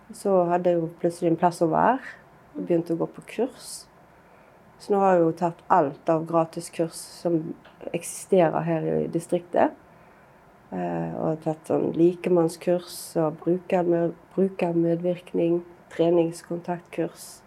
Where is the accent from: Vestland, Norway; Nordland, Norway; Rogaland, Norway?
Vestland, Norway; Bømlo; havna vi jo hjemme på Bømlo igjen